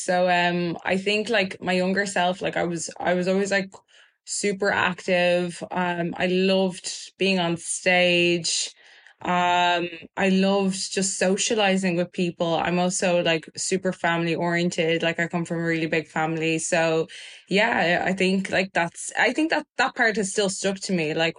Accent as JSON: {"language": "English", "country": "Germany", "tie": "born there", "said": "because I was born in Germany, I think it just shows the innocence of a child's mind."}